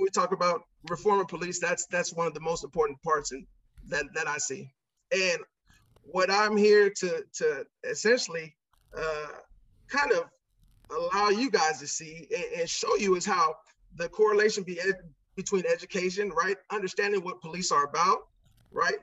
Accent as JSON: {"language": "English", "town": "Santa Ana", "region": "California", "country": "United States", "tie": "born or raised there", "also_born_or_lived": "Chicago, Illinois", "said": "I was born in Chicago, Illinois, but spent my whole life here in Orange County, California"}